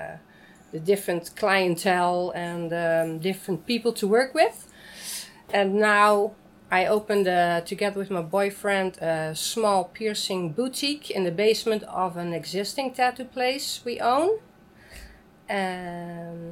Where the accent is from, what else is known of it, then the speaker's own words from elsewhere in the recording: Amsterdam, North Holland, Netherlands; I'm from Amsterdam.